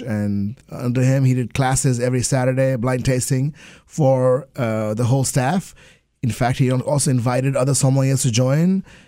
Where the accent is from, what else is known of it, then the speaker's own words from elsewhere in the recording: Kolkata, West Bengal, India; moved away; also born or lived in England; I grew up in Calcutta